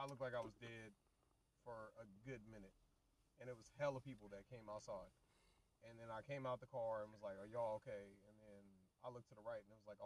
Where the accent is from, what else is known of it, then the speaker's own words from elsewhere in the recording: Walnut Creek, California, United States; I was born in Walnut Creek.